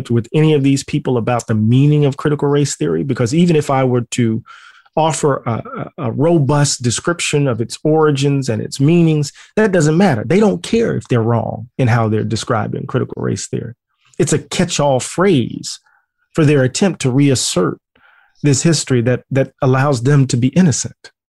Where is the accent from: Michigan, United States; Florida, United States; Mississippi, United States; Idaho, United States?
Mississippi, United States; I'm country boy from Mississippi.